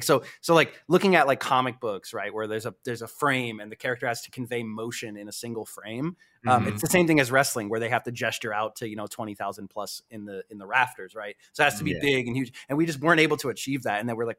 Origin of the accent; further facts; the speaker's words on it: East Coast, United States; So I'm from the East Coast, and I think, like, fortunately, if you grew up on the West Coast